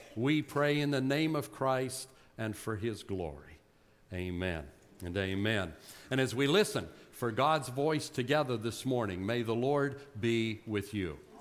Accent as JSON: {"language": "English", "town": "Butler", "region": "Pennsylvania", "country": "United States", "tie": "born or raised there", "accent": "Yinzer", "moved": "yes", "said": "I grew up in Butler, PA, a Yinzer."}